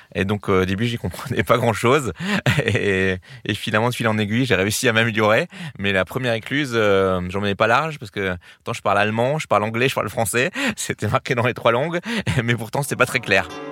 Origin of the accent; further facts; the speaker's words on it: Alsace, Grand Est, France; moi, en tant qu'Alsacien